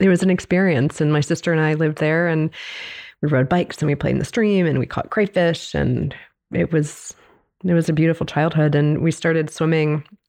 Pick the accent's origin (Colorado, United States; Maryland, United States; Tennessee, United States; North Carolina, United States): Maryland, United States; Baltimore; I grew up in Baltimore